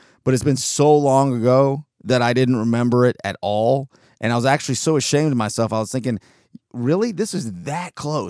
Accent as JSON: {"language": "English", "region": "California", "country": "United States", "tie": "born there", "said": "I was born in Southern California, right on the beach."}